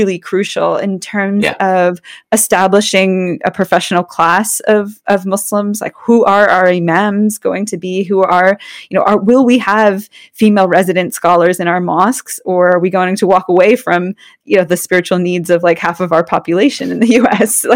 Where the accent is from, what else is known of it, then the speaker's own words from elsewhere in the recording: Allentown, Pennsylvania, United States; moved away; I was born in Allentown, Pennsylvania